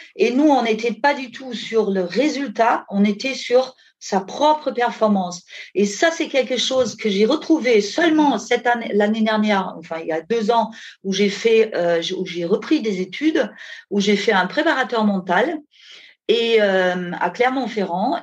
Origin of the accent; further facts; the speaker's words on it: Germany; French is a second language; moved away as an adult; also born or lived in Ardèche, France; now in France; je viens euh, à l'origine d'Allemagne, où j'ai passé les 20 premières années bah, avec mes parents en Allemagne